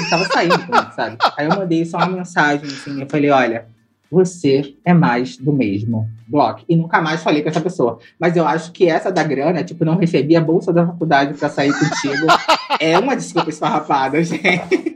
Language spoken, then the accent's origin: Portuguese; Rio de Janeiro, Brazil; Eu sou uma mina preta que cres, cresci no Alemão, é, no Complexo Alemão aqui do Rio de Janeiro. Meu pai veio de Pernambuco para o Rio